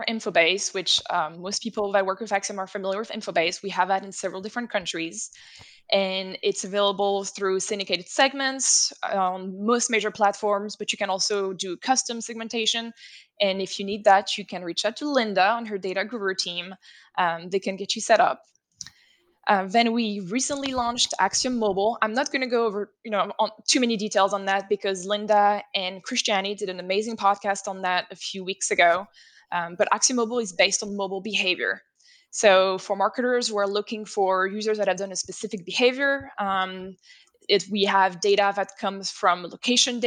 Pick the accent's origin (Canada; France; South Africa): France; first language French; English is a second language; moved away; France is my native country.